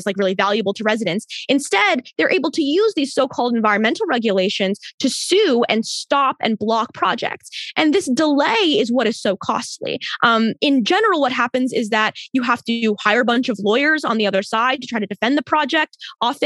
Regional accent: Maryland, United States; I grew up in Maryland

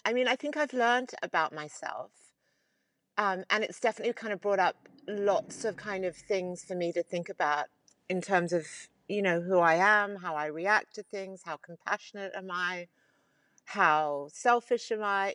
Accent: Sydney, New South Wales, Australia; I grew up in Sydney.

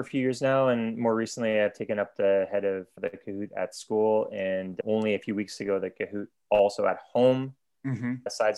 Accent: Ottawa, Ontario, Canada; moved away as an adult; now in Oslo, Norway; I'm Canadian, born in Ottawa, Canada, but now I live in Oslo, Norway with my family

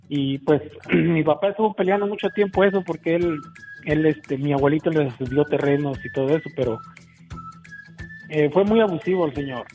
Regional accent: Colotlán, Jalisco, Mexico; born or raised there; moved away

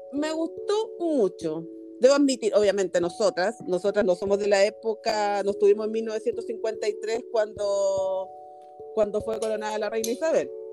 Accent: Chile; acá en Chile, porque yo soy chilena

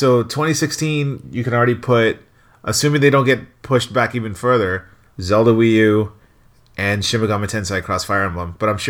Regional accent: Torrance, California, United States; also born or lived in Long Beach, United States; I grew up in Long Beach where they in Torrance where they have a lot of there's a Wahoo Fish Taco

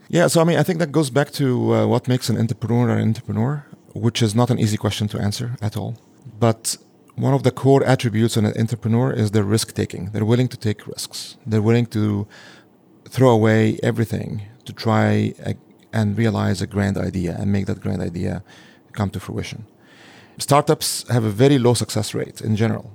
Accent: Egypt; now in United States; I'm an immigrant from a Muslim majority country. So I come from Egypt

